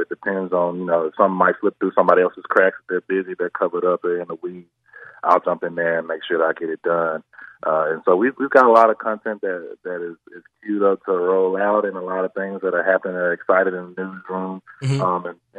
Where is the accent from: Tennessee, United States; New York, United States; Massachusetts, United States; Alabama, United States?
Tennessee, United States; Memphis; Well, for the record, I'm from Parkway Village originally, and I'm a downtowner now.